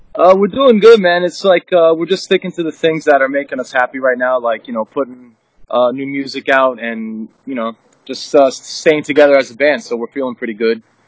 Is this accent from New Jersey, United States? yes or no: yes; New Jersey, United States; we all grew up in Jersey. I mean, I grew up in North Jersey